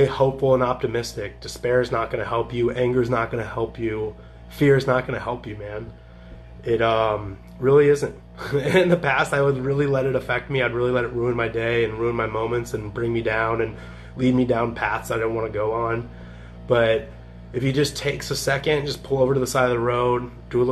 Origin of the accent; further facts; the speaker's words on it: Champaign, Illinois, United States; moved away; also born or lived in Southern California; friends in Champaign, my hometown